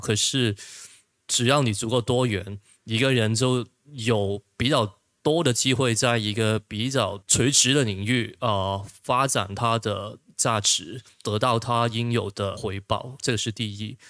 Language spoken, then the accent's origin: Chinese; Hong Kong; 我们香港那边